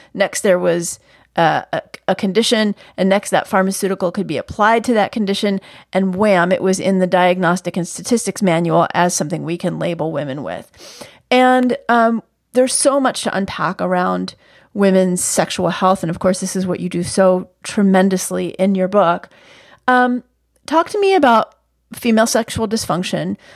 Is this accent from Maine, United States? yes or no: no; New York, United States; my upbringing as a New Yorker